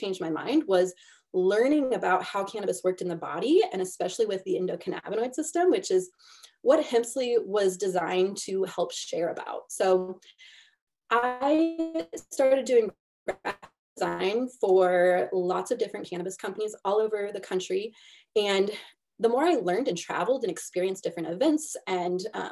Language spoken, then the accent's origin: English; Missouri, United States